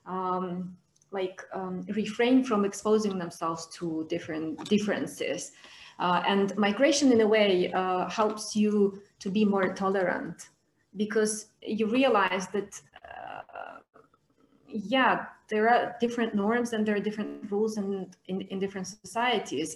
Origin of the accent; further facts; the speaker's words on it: Georgia; moved away as an adult; now in Moldova; So I currently live in Moldova, but I'm coming from Georgia.